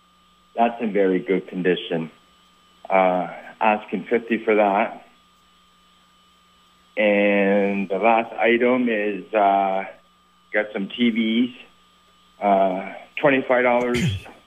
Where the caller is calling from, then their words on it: St. Albans, Vermont, United States; calling from St. Albans.